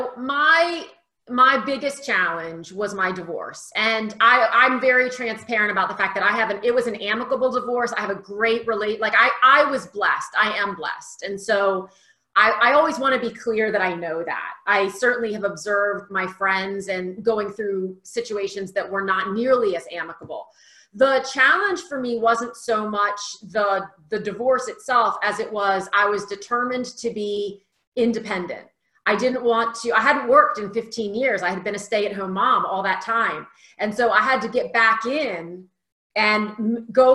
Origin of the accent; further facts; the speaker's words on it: Delaware, United States; now in Phoenix, United States; Originally, I'm from the East Coast, Delaware. I've slowly moved my way west. I'm now in Phoenix, Arizona.